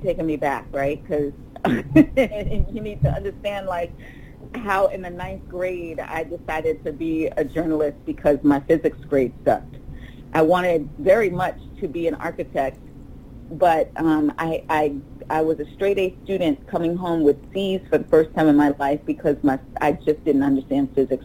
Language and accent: English; Long Island, New York, United States; I grew up in Long Island, New York